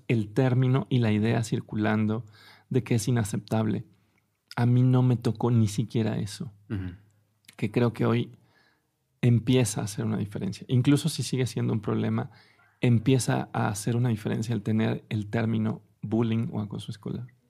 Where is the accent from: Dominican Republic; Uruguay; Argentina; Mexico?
Mexico; Mexico City; yo nací en la Ciudad de México